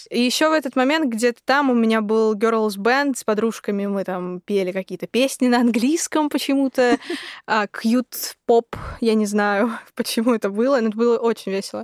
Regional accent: Yekaterinburg, Sverdlovsk Oblast, Russia; now in Moscow, Russia; я из Екатеринбурга я уеду в Москву

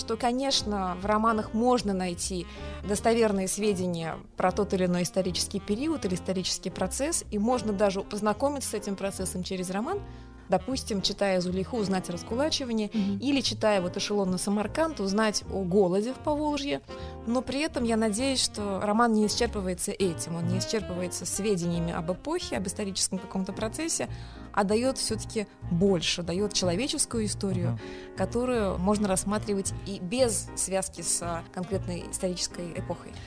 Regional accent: Kazan, Tatarstan, Russia; born or raised there; first language Tatar; Russian is a second language; now in Moscow, Russia

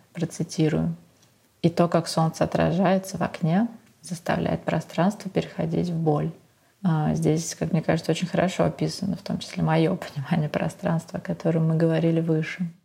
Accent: Moscow, Russia; moved away as an adult; now in Venice, Italy; Москвой, моим родным городом

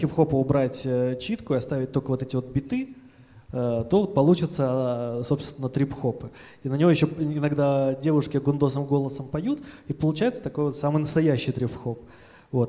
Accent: Saint Petersburg, Russia; мы из Петербурга вообще

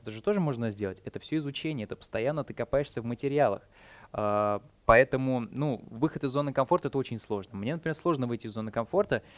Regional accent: Saint Petersburg, Russia; moved away as an adult; Я сам из Питера

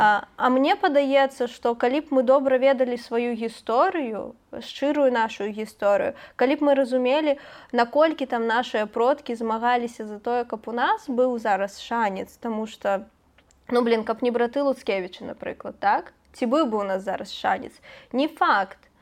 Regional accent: Belarus; мы яго як беларусы

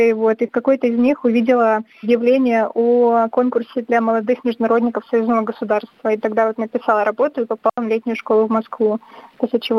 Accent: Baranovichi, Brest Region, Belarus; moved away as an adult; now in Russia; Э, я родилась в Барановичах в Брестской области, вот 20 лет там жила, ничего не знаю о России

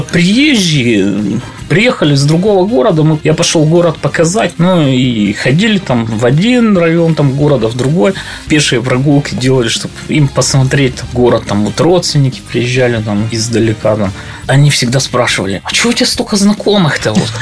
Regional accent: Cherepovets, Vologda Oblast, Russia; born or raised there; also born or lived in Kharkiv, Ukraine

